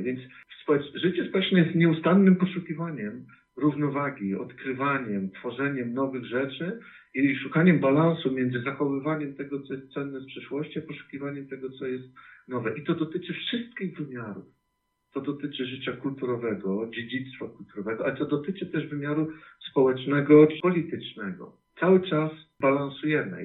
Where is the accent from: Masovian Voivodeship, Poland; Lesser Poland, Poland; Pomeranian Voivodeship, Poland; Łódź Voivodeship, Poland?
Pomeranian Voivodeship, Poland; Bytów; w którym się wychowałem, e, w Bytowie, na ziemi bytowskiej